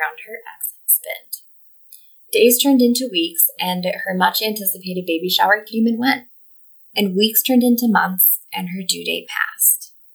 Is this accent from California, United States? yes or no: no; Oakfield, New York, United States; Growing up in Oakville, New York is a quiet existence, surrounded mostly by farmland, crops, livestock, and not much really happens there.